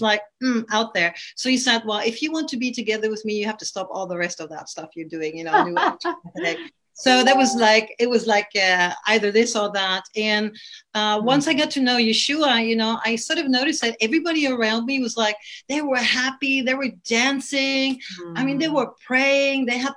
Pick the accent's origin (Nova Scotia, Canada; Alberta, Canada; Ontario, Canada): Ontario, Canada; Toronto; also born or lived in West Coast, Sweden; now in Sweden; I'm originally from Canada, Toronto